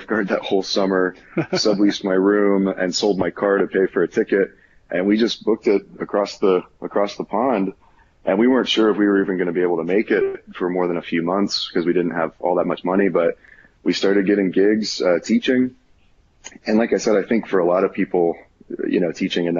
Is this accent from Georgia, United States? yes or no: yes; Atlanta, Georgia, United States; I'm from Atlanta, Georgia, where I am working as the academic manager at Oglethorpe University